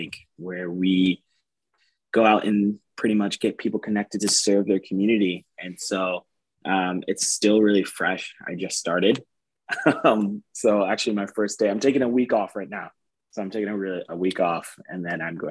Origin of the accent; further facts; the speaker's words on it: East Lansing, Michigan, United States; now in Fort Wayne, United States; Growing up, I'm not from Fort Wayne, so I'm from Lansing, Michigan, East Lansing area.